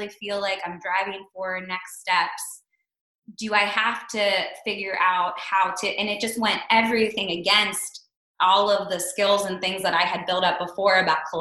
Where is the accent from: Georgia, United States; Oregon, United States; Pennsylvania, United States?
Pennsylvania, United States; Pittsburgh; moved away as an adult; also born or lived in Brooklyn, New York; I moved back to Pittsburgh, I'm originally from Pittsburgh